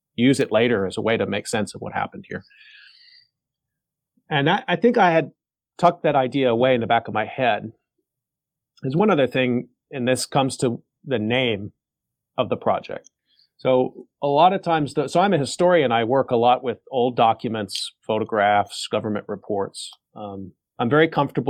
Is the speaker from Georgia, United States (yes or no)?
no; Arlington, Texas, United States; moved away as an adult; now in Daejeon, South Korea; where I grew up in Arlington, Texas, which is a suburb of Dallas, Texas, where I was born. And I grew up there